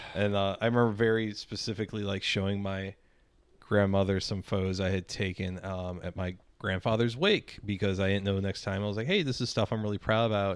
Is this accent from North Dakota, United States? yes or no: no; North County, St. Louis, Missouri, United States; growing up in fucking North County and, like, the aughts